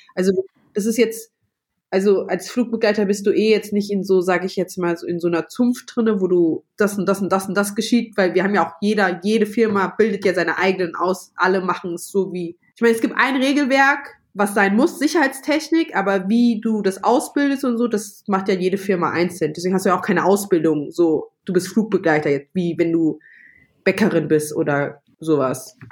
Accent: Frankfurt, Hesse, Germany; moved away as an adult; now in Vienna, Austria; wohne in Wien, aber meine Base sozusagen, also da, wo ich immer anfange zu arbeiten, ist München und bin eigentlich Frankfurterin

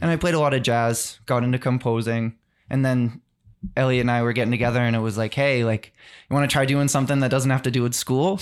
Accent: South Shore, Massachusetts, United States; we're all from the South Shore

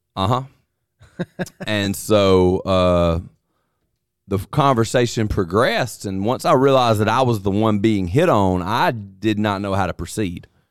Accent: North Alabama and Mississippi, United States; I grew up in North Alabama and Mississippi. Uh, the only two places I've ever lived.

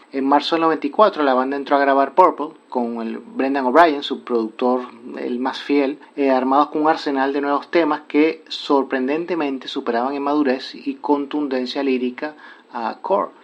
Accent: La Unión, Region of Murcia, Spain; now in Santo Domingo, Dominican Republic; aunque estamos radicados en Santo Domingo, República Dominicana, esencialmente es una web española porque yo soy murciano de la Unión

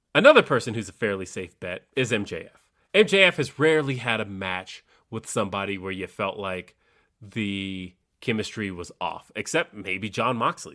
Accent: Los Angeles, California, United States; moved away; I am from Los Angeles

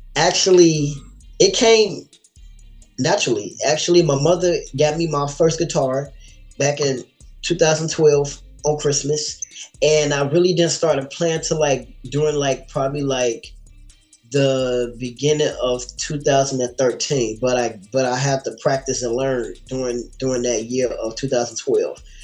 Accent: Gary, Indiana, United States; also born or lived in Chicago, Illinois; Gary is where I grew up

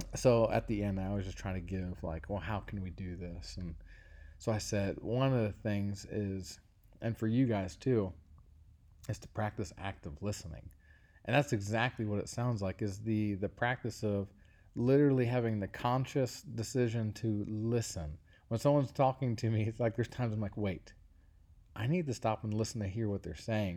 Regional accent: Cincinnati, Ohio, United States; my hometown is the University of Cincinnati

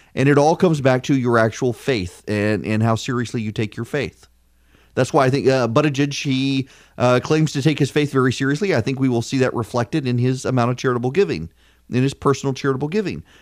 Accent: South Louisiana, United States; moved away; South Louisiana, my home state

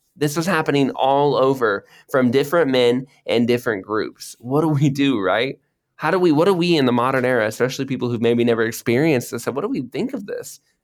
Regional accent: Florida, United States; moved away as an adult; also born or lived in Cambodia; now in Indonesia; I grew up in Florida where it always has rain

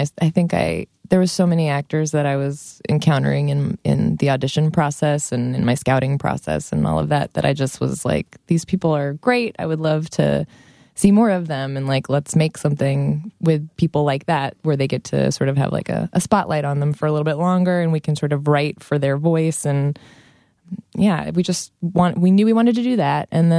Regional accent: Long Beach, California, United States; I'm from Long Beach, California.

